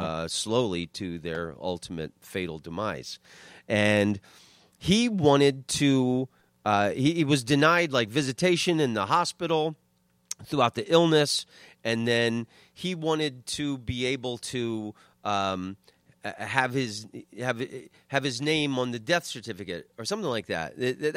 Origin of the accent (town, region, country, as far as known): Orlando, Florida, United States; born or raised there